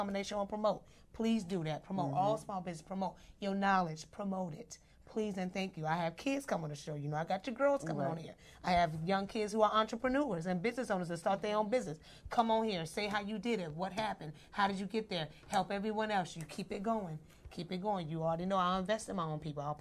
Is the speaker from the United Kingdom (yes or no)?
no; Midwest, United States; I'm from the Midwest.